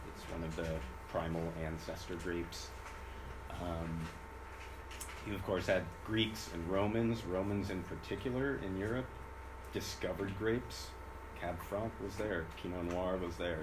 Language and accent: English; California, United States; a Californian